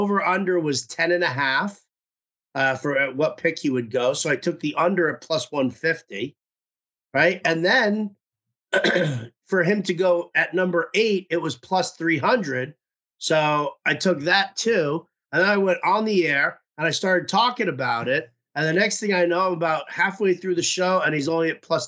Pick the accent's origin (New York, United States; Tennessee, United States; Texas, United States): New York, United States; growing up in New York